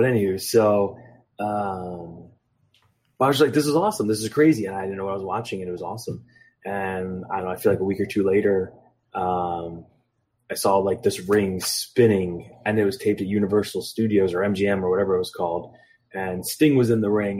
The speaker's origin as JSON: {"language": "English", "town": "Philadelphia", "region": "Pennsylvania", "country": "United States", "said": "I'm from Philadelphia"}